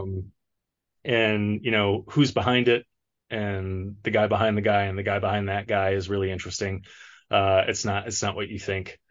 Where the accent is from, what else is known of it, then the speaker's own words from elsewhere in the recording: Detroit, Michigan, United States; moved away as an adult; now in Los Angeles, United States; I'm from Michigan. I'm actually from Detroit